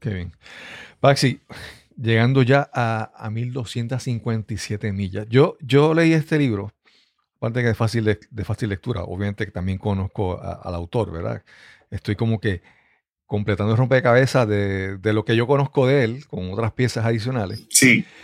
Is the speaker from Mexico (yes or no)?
no; Puerto Rico; como puertorriqueños no somos estadounidenses completamente